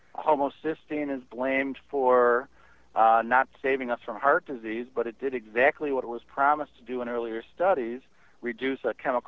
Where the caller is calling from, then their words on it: St. Charles, Illinois, United States; I'm from St. Charles, Illinois.